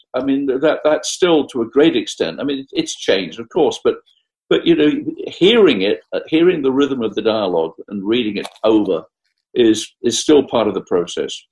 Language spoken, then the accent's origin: English; Essex, East of England, United Kingdom; I'm from Essex